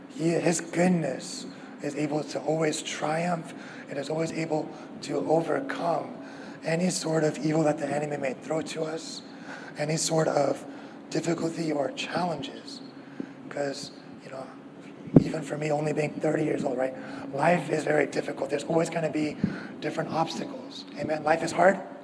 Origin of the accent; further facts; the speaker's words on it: the Bay Area, California, United States; moved away as an adult; also born or lived in Davis; now in Orange County, United States; I grew up in the Bay Area, um, and I went to school at UC Davis